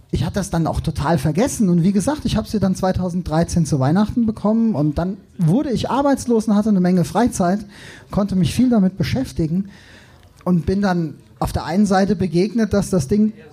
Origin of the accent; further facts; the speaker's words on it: Darmstadt, Hesse, Germany; ich komme eigentlich aus Frankfurt, genau genommen aus Darmstadt.